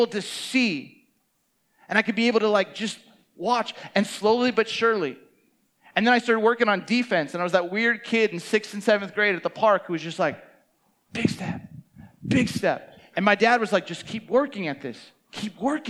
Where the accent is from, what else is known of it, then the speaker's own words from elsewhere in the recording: Camarillo, California, United States; I grew up in Camarillo, Ventura County, 805